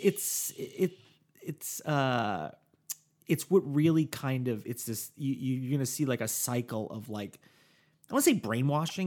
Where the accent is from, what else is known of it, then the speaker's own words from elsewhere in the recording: New Jersey, United States; moved away; my home state of New Jersey